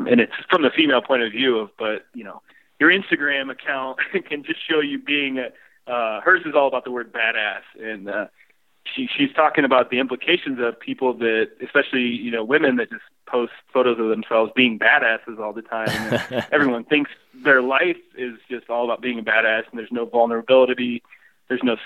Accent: Illinois, United States; growing up in Illinois

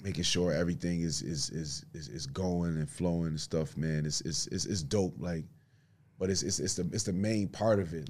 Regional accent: Buffalo, New York, United States; I'm from Buffalo, Buffalo, New York

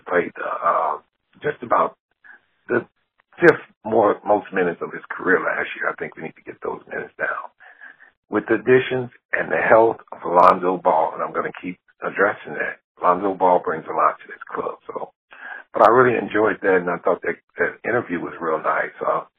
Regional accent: Gary, Indiana, United States; moved away as an adult; now in Dallas, United States; Well, I was born in Gary, and I remember when I moved down here to Dallas, I was 21. But one thing Gary taught me was I guess it taught me to be kind of tough.

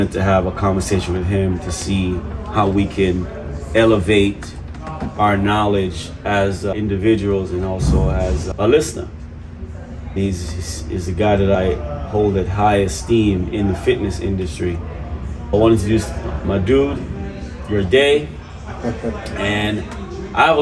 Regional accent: New York, United States; Being from New York as well.

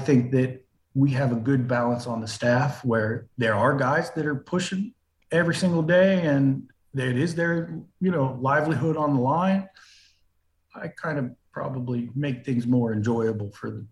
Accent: Pittsburgh, Pennsylvania, United States; PNC is, you know, my hometown stadium

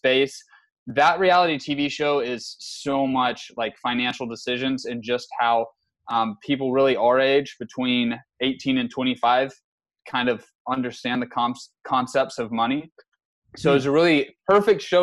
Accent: San Antonio, Texas, United States; also born or lived in Lubbock, Texas; I'm from San Antonio originally

